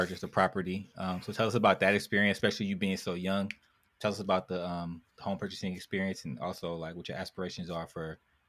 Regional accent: California, United States; growing up in Cali

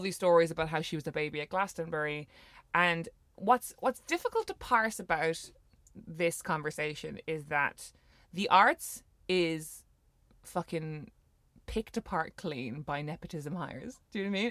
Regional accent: Ireland; growing up in Ireland

